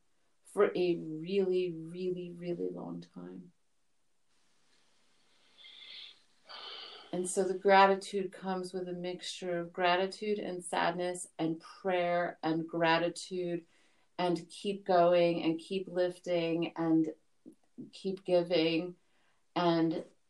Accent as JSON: {"language": "English", "town": "New York City", "region": "New York", "country": "United States", "tie": "born or raised there", "said": "I was born in Brooklyn, New York."}